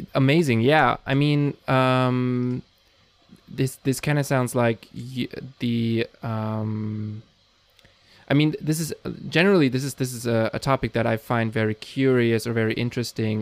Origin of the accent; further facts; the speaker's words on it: Germany; I'm from Germany